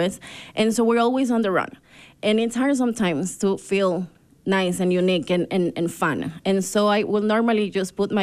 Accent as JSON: {"language": "English", "country": "Ecuador", "also_born_or_lived": "Brazil / Argentina", "moved": "yes", "lives_now": "Park City, United States", "said": "I'm from Ecuador and Brazil."}